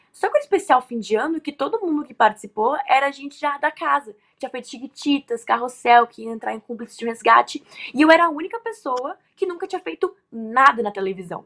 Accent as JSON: {"language": "Portuguese", "region": "Rio Grande do Sul", "country": "Brazil", "tie": "born or raised there", "said": "eu nasci no Rio Grande do Sul"}